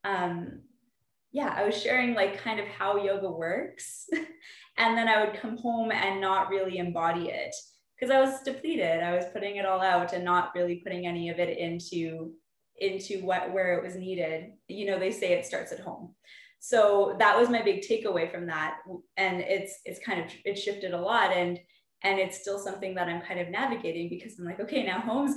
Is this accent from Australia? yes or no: no; Calgary, Alberta, Canada; I'm from Calgary, Alberta